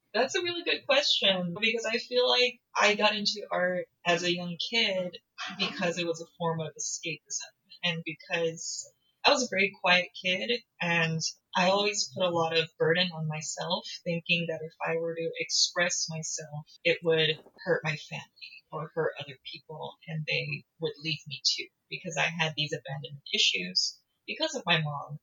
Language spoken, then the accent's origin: English; United States; I'm American, I'm not Korean